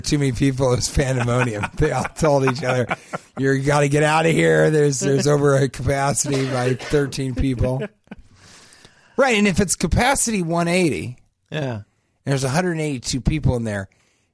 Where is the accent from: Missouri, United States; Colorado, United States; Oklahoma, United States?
Colorado, United States; Denver; growing up in Denver